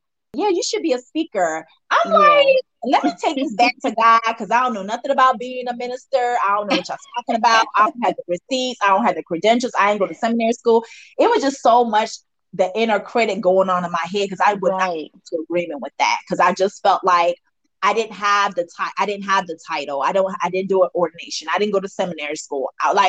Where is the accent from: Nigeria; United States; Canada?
Nigeria; I'm Nigerian.